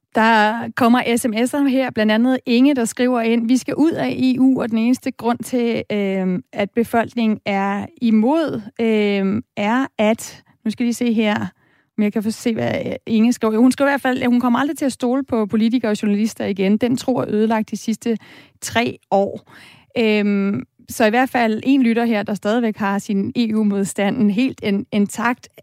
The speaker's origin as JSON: {"language": "Danish", "country": "Denmark", "said": "os danskere"}